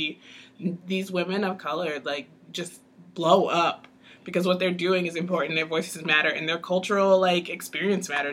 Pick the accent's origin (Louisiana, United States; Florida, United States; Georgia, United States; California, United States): Georgia, United States; Atlanta; now in Celebration, United States; growing up in Atlanta